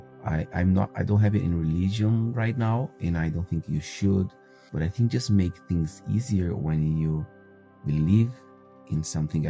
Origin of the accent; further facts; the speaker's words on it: Brazil; moved away; I am 32 and I'm from Brazil.